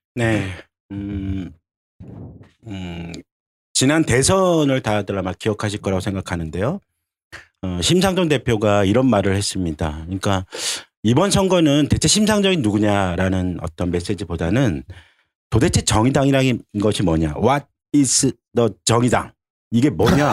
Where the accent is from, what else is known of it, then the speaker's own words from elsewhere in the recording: Seoul, South Korea; 유일한 아마 서울 토박이가 니까